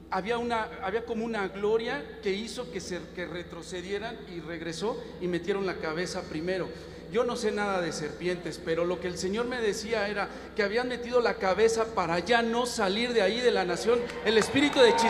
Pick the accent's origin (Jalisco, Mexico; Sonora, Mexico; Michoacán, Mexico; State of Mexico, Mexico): State of Mexico, Mexico; Toluca; Toluca, está de México.